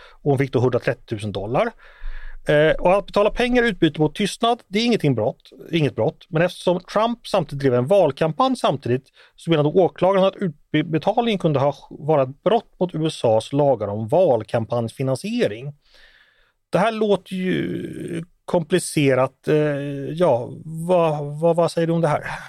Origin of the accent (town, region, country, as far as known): Sweden